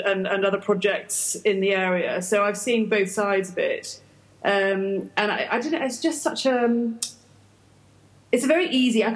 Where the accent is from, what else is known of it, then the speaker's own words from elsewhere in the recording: United Kingdom; moved away; I'm British.